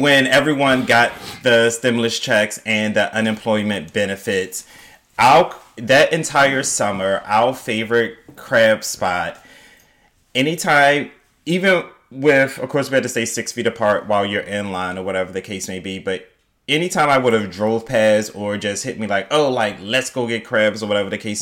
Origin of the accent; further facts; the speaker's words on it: Baltimore, Maryland, United States; I'm from Baltimore